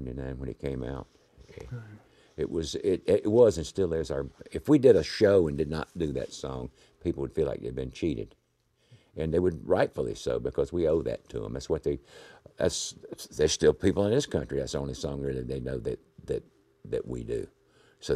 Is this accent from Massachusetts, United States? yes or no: no; North Carolina, United States; moved away; growing up in North Carolina when I was a young man, you know, a kid from infancy on